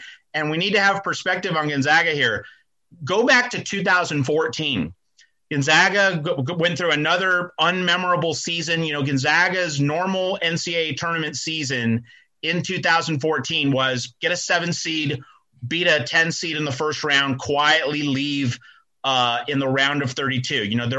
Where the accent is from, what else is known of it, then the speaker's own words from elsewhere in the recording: the West, United States; Well, you know, I'm from the West, and I went to Seattle University.